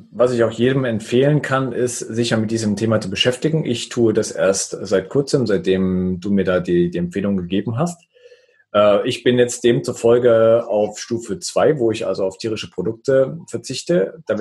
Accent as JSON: {"language": "German", "region": "Thuringia", "country": "Germany", "said": "ich bin, ich bin Thüringer, ich bin mit Fleisch und Wurst groß geworden"}